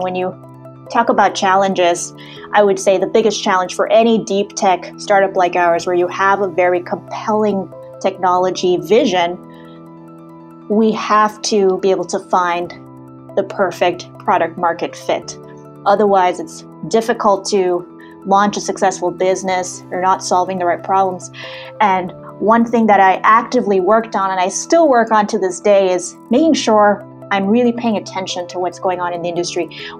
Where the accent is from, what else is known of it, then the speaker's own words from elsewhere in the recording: Germany; also born or lived in Saudi Arabia / Sri Lanka; I was born in Saudi Arabia, grew up in Germany, went to high school in Sri Lanka.